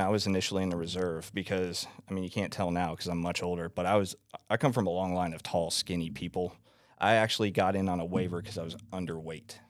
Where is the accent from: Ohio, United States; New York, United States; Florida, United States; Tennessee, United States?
Florida, United States; I'm from Florida